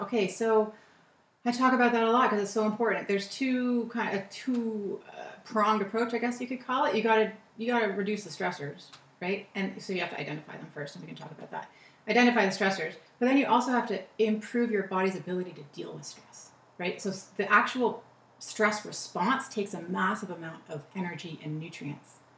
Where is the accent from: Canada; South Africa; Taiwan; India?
Canada; Toronto, Ontario; also born or lived in California; Toronto is where I grew up